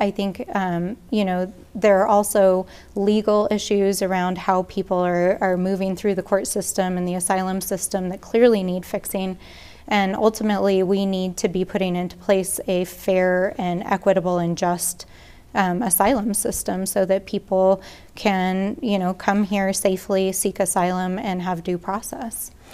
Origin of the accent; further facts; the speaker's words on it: Albuquerque, New Mexico, United States; also born or lived in Farmington, New Mexico; I grew up here in Albuquerque